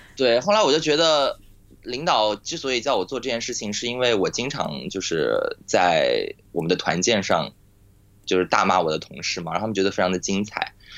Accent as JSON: {"language": "Chinese", "town": "Nantong", "region": "Jiangsu", "country": "China", "tie": "born or raised there", "moved": "yes", "lives_now": "Shanghai, China", "said": "我老家是在，呃，南通嘛，然后我们家现在上海"}